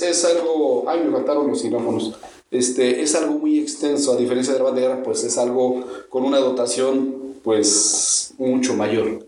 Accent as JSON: {"language": "Spanish", "country": "Mexico", "said": "acá en, en México, nosotros empezamos tocando sobre las bandas de guerra"}